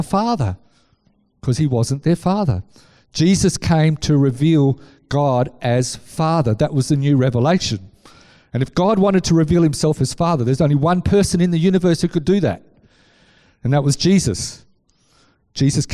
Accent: Scarborough, Yorkshire and the Humber, United Kingdom; I grew up in Scarborough on the beaches.

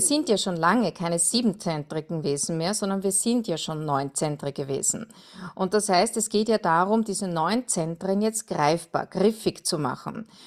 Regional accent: Perchtoldsdorf, Lower Austria, Austria; ich komme aus Berchtoldsdorf, das ist am Südrand von Wien in Österreich

